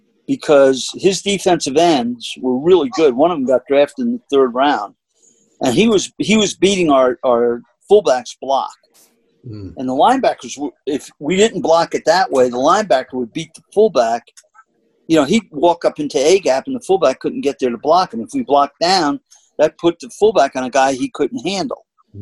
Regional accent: New York City, New York, United States; that's from growing up in the Bronx.

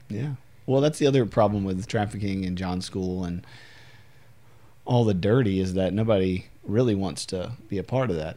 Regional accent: United States; as an American

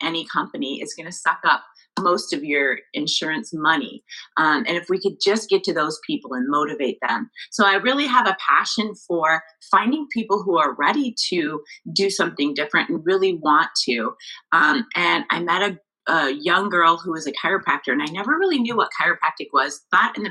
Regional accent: Billings, Montana, United States; moved away as an adult; also born or lived in Arizona / Florida; I grew up in Billings, Montana

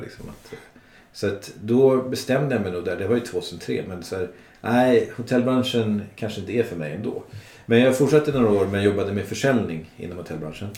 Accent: Resarö, Stockholm County, Sweden; moved away as an adult; also born or lived in Dubai; now in Stockholm, Sweden; jag är uppvuxen på Resare

